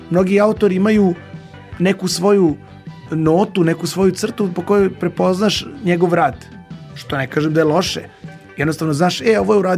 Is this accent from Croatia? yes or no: no; Belgrade, Serbia; born there; rođen u Beogradu.